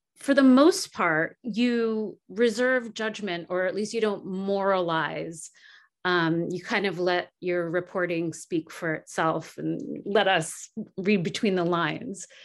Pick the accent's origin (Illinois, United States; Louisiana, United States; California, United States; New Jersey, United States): New Jersey, United States; I grew up in New Jersey going to the Six Flags Safari in Jackson